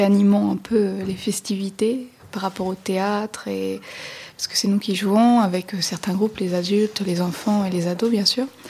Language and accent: French; St. Pierre & Miquelon; je viens de Saint-Pierre-Miquelon